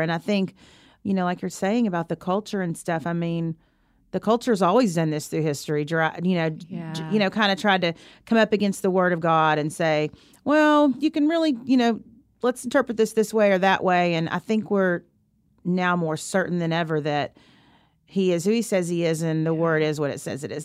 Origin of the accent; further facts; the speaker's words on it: Arkansas, United States; moved away; where I grew up in Arkansas